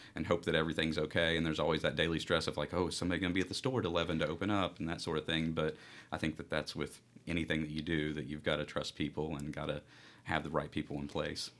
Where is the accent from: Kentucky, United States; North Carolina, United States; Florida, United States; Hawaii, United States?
Kentucky, United States; Central; I'm from Central Kentucky